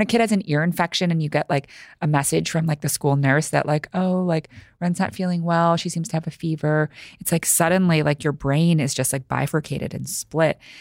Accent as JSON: {"language": "English", "town": "New York City", "region": "New York", "country": "United States", "tie": "born or raised there", "second_language": "English", "said": "I grew up here in New York City, first generation, um, American, child of immigrants. I didn't speak English until I think it was about, like, five or six"}